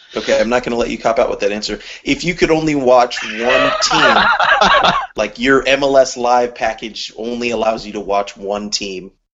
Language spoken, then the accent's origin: English; California, United States; I'm from California